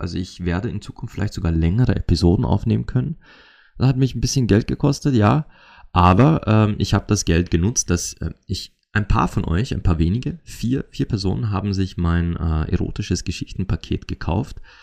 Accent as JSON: {"language": "German", "country": "Austria", "accent": "Austrian dialect", "said": "in meinem österreichischen Dialekt auf Mundart"}